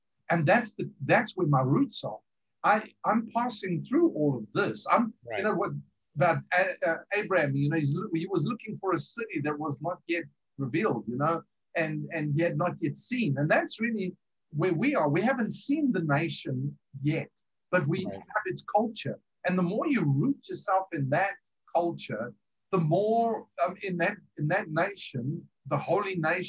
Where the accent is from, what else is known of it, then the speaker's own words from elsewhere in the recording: South Africa; also born or lived in England / America; we're from originally from South Africa. We've lived in England.